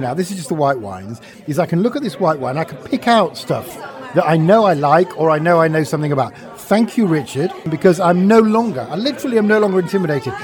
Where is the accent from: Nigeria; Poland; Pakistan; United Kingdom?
United Kingdom; Yorkshire and the Humber; I'm from Yorkshire